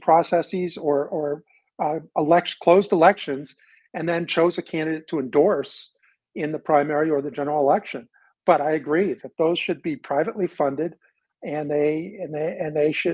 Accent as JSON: {"language": "English", "region": "New Hampshire", "country": "United States", "moved": "yes", "lives_now": "Oregon, United States", "said": "I'm from New Hampshire"}